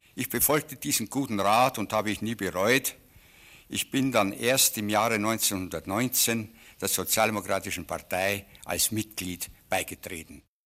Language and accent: German; Burghausen, Bavaria, Germany; also born or lived in Munich; Ich bin ein geborener Münchner und bin auf dem Lande aufgewachsen, habe mein Gymnasium auf dem Lande, nämlich in Burghausen an der Salzach besucht